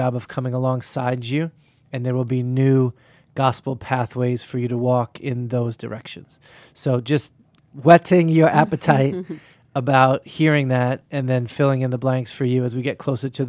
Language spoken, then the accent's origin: English; Boston, Massachusetts, United States; And just being Bostonian, part of it is in the summertime, we want to be out.